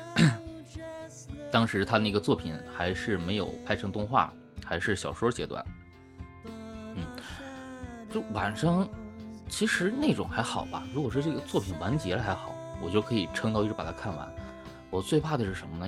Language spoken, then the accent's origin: Chinese; China; now in Japan; 我中国人呐